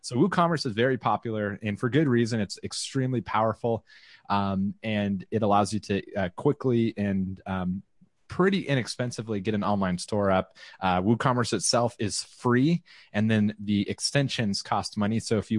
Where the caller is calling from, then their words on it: Round Rock, Texas, United States; I'm broadcasting from the Austin, Texas area, and Leslie always gets mad, more specifically Round Rock.